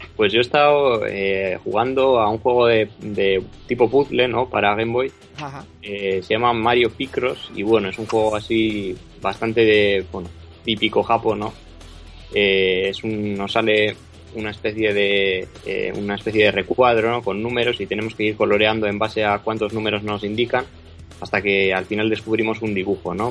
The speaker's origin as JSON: {"language": "Spanish", "town": "Bilbao", "region": "Basque Country", "country": "Spain", "moved": "as an adult", "lives_now": "Madrid, Spain", "said": "soy de Bilbao, pero bueno, estudio en Madrid"}